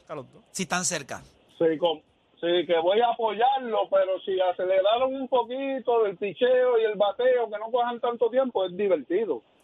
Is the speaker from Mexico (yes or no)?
no; Puerto Rico; now in Florida, United States; soy boricua